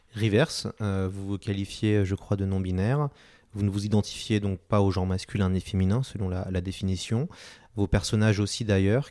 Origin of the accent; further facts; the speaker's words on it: France; chez nous en France